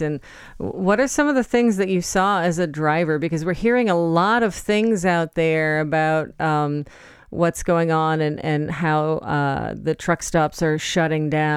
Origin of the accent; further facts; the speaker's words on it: Poland Spring, Maine, United States; I grew up in Poland Spring.